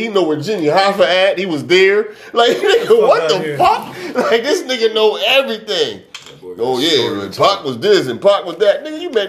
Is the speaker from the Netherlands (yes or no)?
no; England, United Kingdom; And, I'm from England, yeah.